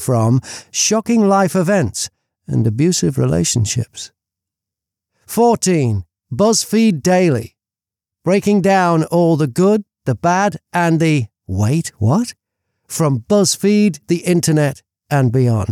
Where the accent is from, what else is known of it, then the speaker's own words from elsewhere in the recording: the Northwest, North West England, United Kingdom; my parents and my sister emigrated to New Zealand from the UK. We grew up in the Northwest